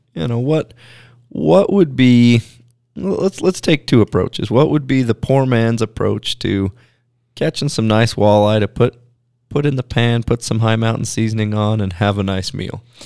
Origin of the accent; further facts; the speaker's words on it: Pacific Northwest, United States; growing up in the Pacific Northwest